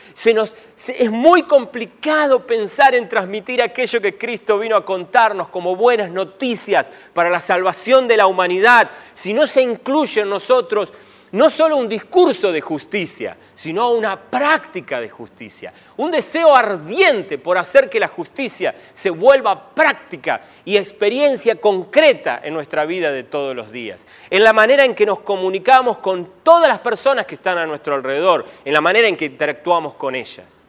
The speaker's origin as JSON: {"language": "Spanish", "country": "Argentina", "said": "me puedo definir como argentino"}